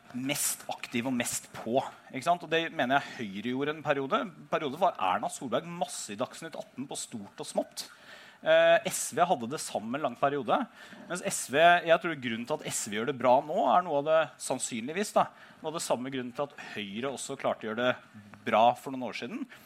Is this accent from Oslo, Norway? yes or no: no; Telemark, Norway; da stilte jeg til valg hjemme i Telemark for første gang